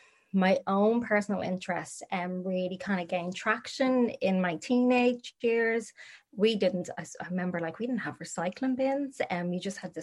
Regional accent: Dublin, Leinster, Ireland; born and bred in Dublin, from kind of more inner city, moved out to the outskirts of Finglas when I was a wee baba, I suppose. So I was brought up in Finglas.

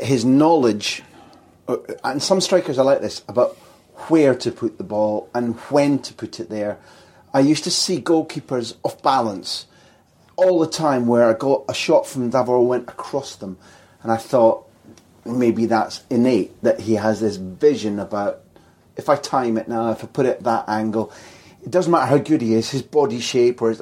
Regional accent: Scotland, United Kingdom; we come from Scotland

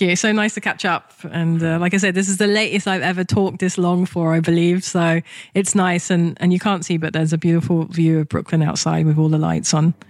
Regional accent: London, United Kingdom; moved away as an adult; also born or lived in Japan; in England, when I was a kid, I'd open my mouth and someone's already judging me based on my accent, what class I'm in, what type of education I'm in, what part of London I'm from

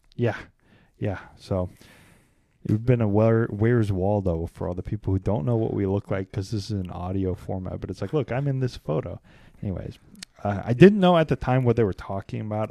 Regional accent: Kansas City, United States; I'm from Kansas City

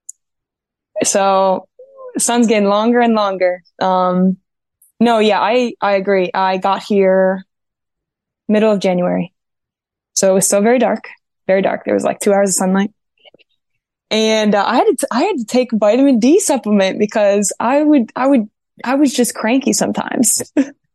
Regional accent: Ohio, United States; moved away as an adult; also born or lived in North Carolina, United States / Keflavik, Iceland; now in Sweden; I'm from Ohio, but I was in North Carolina for 7 years

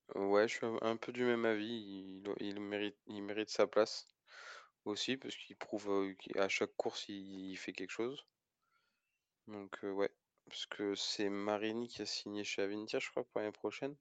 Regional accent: France; en tant que Français

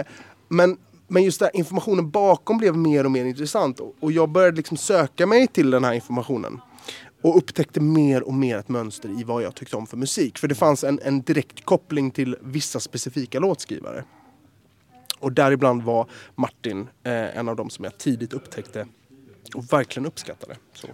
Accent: Gothenburg, Västra Götaland, Sweden; i skärgården i Göteborg, där jag växte upp

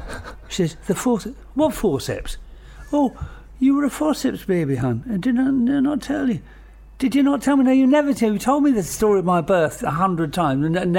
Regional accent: London, United Kingdom; also born or lived in Welwyn, Hertfordshire; I grew up in Camden Town.

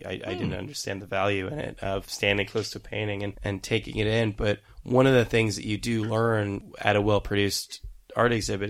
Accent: Fremont, California, United States; also born or lived in Queens, New York; now in New York, United States; Growing up in Fremont, I would have to go to, you know, Berkeley, go to San Francisco, to these bookstores, to these record stores to find out about it.

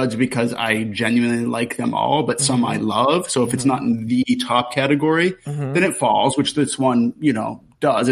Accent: Pittsburgh, Pennsylvania, United States; now in Los Angeles, United States; Where did you grow up? Yes. Pittsburgh

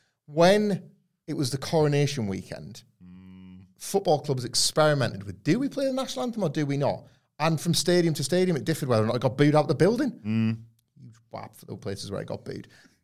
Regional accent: Yorkshire and the Humber, United Kingdom; Yorkshire is such a big county. I grew up in North Yorkshire, completely different to West Yorkshire, and so on and on and on.

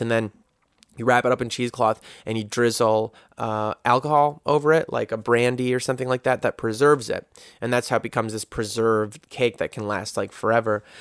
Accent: United States; a guy growing up in America

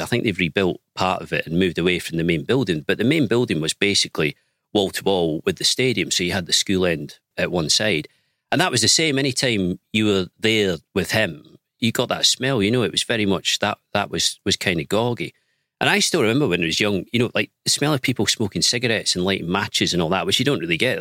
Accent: Penicuik, Scotland, United Kingdom; moved away; I was born and raised in Pennycook, which is like a little commuter town

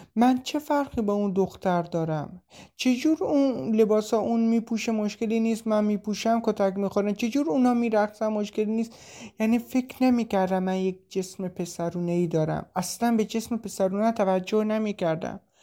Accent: Shiraz, Fars, Iran; moved away as an adult; now in Turkey; اصالتا شیرازی هستم

